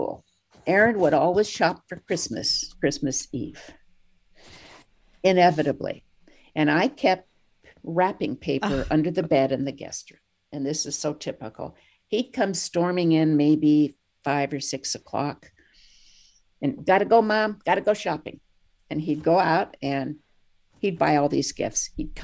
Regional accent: San Francisco, California, United States; I was born in San Francisco.

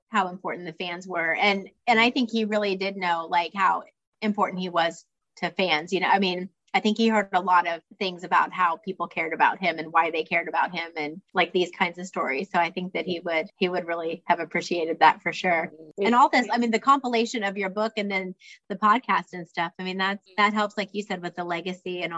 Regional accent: Ohio, United States; the Record Herald, which is my hometown newspaper.

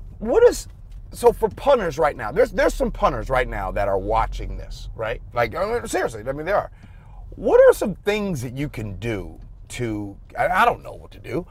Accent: Chicago, Illinois, United States; I'm from Chicago

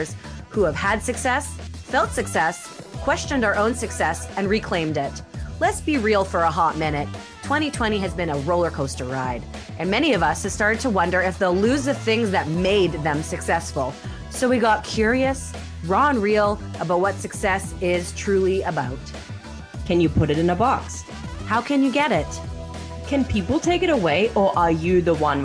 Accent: England, United Kingdom; accent: English; my funny English accent.

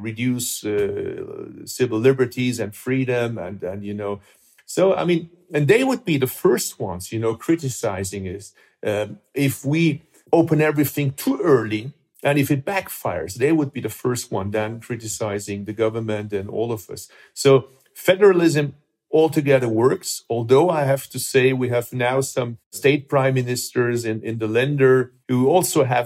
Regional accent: Baden-Württemberg, Germany; English is a second language; in my home state, in Baden-Württemberg

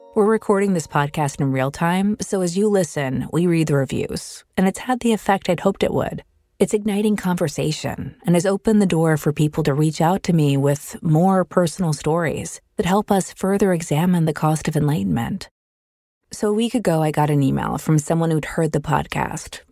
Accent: United States; as an American

